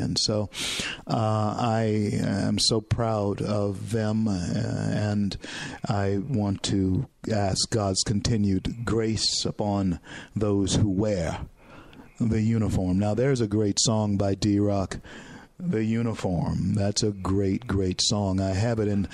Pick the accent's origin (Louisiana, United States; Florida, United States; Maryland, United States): Louisiana, United States; moved away; I was born in Louisiana and raised in Louisiana